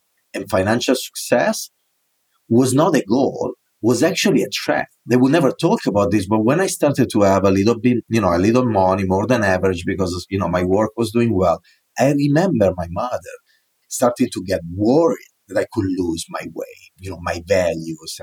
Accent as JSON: {"language": "English", "region": "northern Italy", "country": "Italy", "tie": "born or raised there", "accent": "Italian", "second_language": "English", "moved": "as an adult", "lives_now": "New York City, United States", "said": "I was born in the north of Italy"}